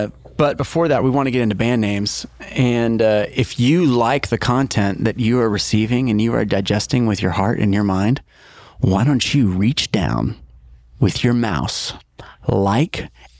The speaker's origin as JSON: {"language": "English", "town": "Stillwater", "region": "Oklahoma", "country": "United States", "said": "I'm from Stillwater, Oklahoma."}